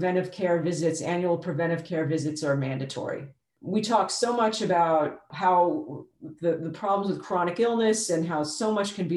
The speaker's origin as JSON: {"language": "English", "region": "New York", "country": "United States", "tie": "born or raised there", "moved": "yes", "lives_now": "Texas, United States", "said": "I was born in New York"}